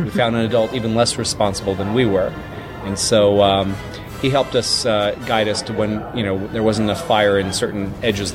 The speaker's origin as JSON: {"language": "English", "region": "Mississippi", "country": "United States", "tie": "born or raised there", "said": "As a 11 and 12-year-old, respectively, growing up in Mississippi in the 80s, pre-internet"}